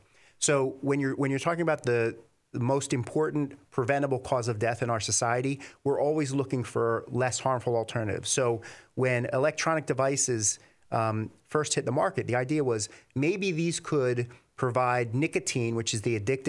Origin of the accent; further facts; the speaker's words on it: New Jersey, United States; also born or lived in Philadelphia, United States; So I'm originally from Philadelphia, but grew up and spent most of my life here in New Jersey.